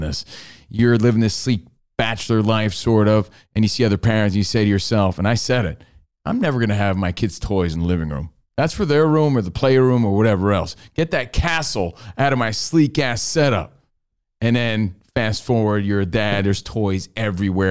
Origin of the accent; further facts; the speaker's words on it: New Jersey, United States; I was from New Jersey